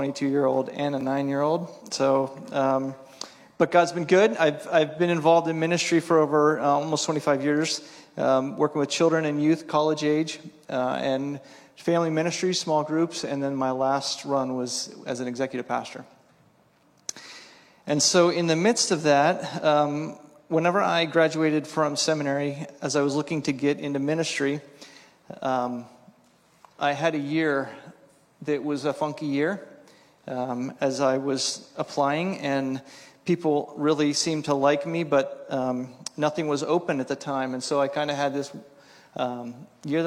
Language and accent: English; Pennsylvania, United States; moved away as an adult; also born or lived in New York / Ellensburg, Washington; I grew up on the East Coast in Pennsylvania